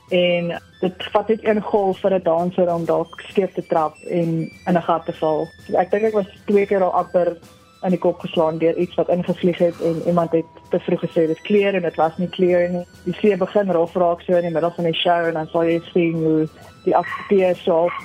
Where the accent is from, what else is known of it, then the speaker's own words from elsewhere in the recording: Pretoria, Gauteng, South Africa; also born or lived in Stellenbosch; ek is van Suid-Afrika, gebore in Pretoria